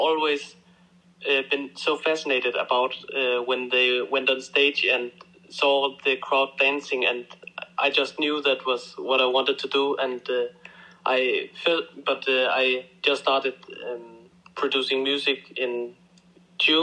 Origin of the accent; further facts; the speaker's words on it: Denmark; I come from Denmark